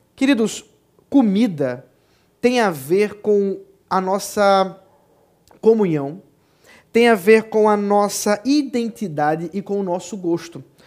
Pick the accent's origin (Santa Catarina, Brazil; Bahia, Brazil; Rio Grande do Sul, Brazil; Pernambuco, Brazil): Pernambuco, Brazil; Recife; also born or lived in São Paulo; um pedaço da minha terra, que tanto amo